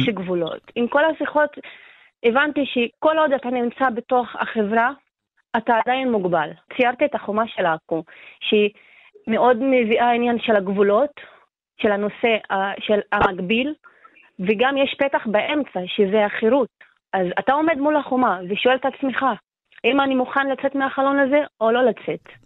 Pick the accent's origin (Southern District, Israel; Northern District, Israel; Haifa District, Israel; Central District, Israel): Northern District, Israel; Acre; אני מעכו